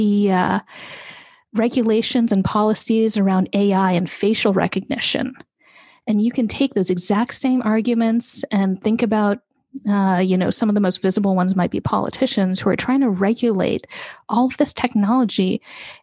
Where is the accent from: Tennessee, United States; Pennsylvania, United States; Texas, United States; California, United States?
California, United States; Bay Area; kid who was growing up in the Bay Area